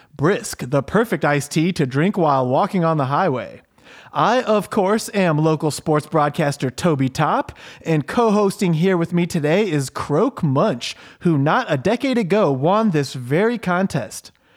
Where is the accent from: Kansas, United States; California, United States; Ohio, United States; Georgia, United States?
Ohio, United States; I'm born and raised Ohio my whole life.